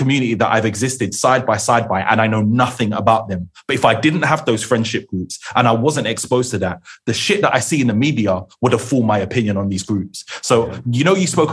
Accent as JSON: {"language": "English", "region": "London", "country": "United Kingdom", "tie": "born or raised there", "said": "I'm from New Cross, born and bred."}